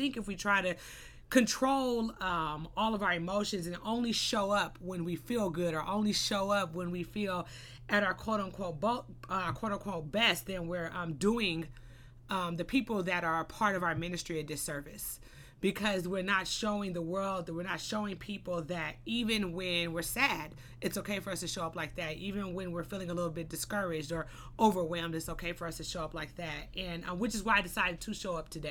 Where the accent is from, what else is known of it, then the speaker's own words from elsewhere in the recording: Los Angeles, California, United States; I was born and raised in the Crenshaw area, you know, Crenshaw and Slauson